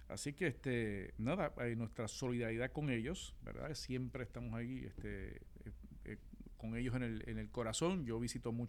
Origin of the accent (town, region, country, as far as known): Ponce, Puerto Rico